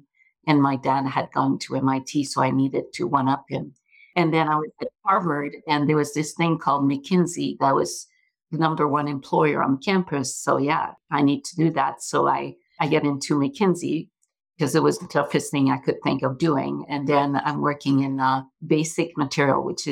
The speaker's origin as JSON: {"language": "English", "town": "Montreal", "region": "Quebec", "country": "Canada", "tie": "born or raised there", "moved": "yes", "said": "I grew up in Montreal, hence the accent"}